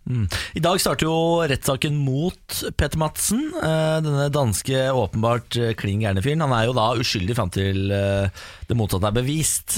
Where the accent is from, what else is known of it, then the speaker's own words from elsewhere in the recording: Moss, Østfold, Norway; Jeg er jo mossing